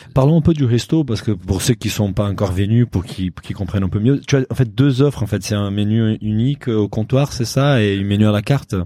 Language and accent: French; Brazil; moved away; je suis brésilien